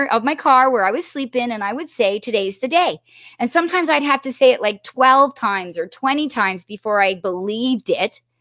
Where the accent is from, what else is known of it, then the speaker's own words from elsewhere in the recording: Toronto, Ontario, Canada; So I run over and I'm …, … … from Toronto.